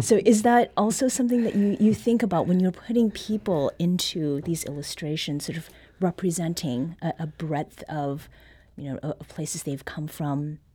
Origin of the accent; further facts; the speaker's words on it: Canada; now in Missouri, United States; Growing up in Canada